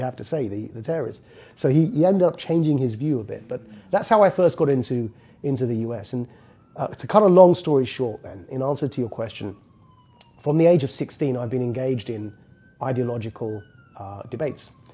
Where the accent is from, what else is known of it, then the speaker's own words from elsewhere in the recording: Essex, East of England, United Kingdom; As a 16-year-old born and raised in the Jersey equivalent of the UK, it's called Essex.